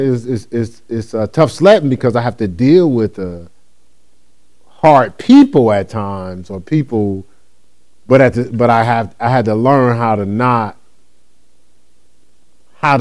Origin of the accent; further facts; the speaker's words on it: Newark, New Jersey, United States; I grew up in Newark.